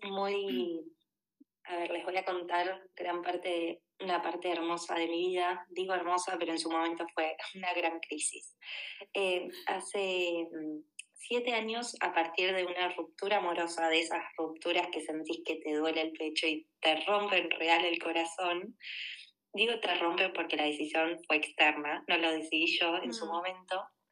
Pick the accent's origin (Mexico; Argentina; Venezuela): Argentina; moved away as an adult; also born or lived in Buenos Aires; now in Barcelona, Spain; Soy argentina, tengo 33 años.